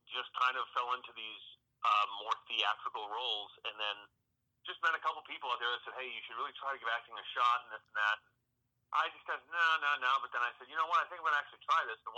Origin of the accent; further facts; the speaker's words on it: North Oxford, Massachusetts, United States; moved away as an adult; also born or lived in Louisville, Kentucky / Los Angeles, California / Florida; I'm home right now, uh, where I grew up in North Oxford, Massachusetts.